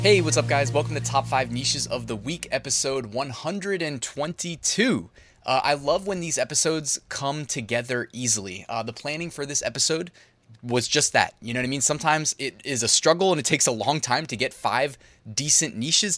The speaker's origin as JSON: {"language": "English", "region": "Northern Virginia", "country": "United States", "said": "we're from Northern Virginia"}